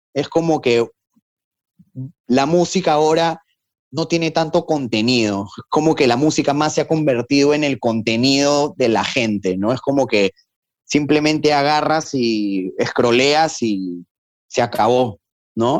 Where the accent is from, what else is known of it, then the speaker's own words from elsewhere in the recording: Peru; Yo les decía, de Perú.